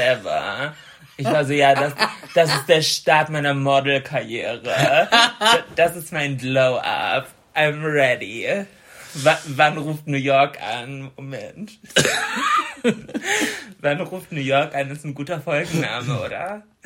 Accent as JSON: {"language": "German", "region": "Bremen", "country": "Germany", "said": "bei uns in Bremen"}